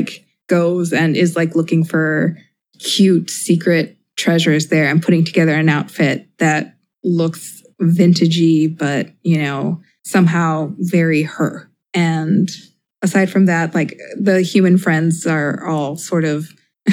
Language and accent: English; Mexico; moved away as an adult; now in United States; growing up in Mexico